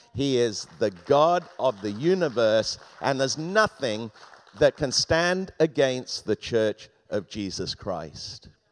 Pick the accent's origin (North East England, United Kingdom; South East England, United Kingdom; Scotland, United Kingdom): South East England, United Kingdom; Thames Valley, Oxfordshire; moved away; I grew up in the Thames Valley in Oxfordshire, about fifteen miles from Oxford.